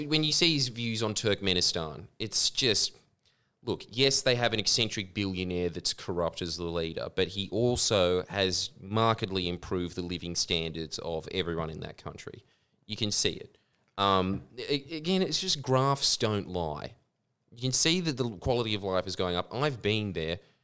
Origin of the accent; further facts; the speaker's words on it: Pakistan; moved away; my home country